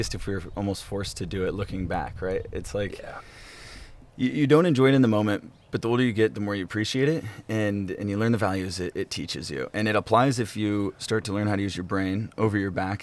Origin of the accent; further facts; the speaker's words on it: Midwest, United States; growing up on a ranch is very similar to what I did in the Midwest